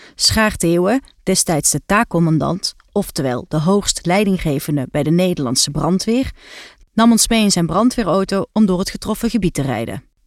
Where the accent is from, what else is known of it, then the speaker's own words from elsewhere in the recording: South Limburg, Netherlands; ik zelf geboren en getogen ben in Zuid-Limburg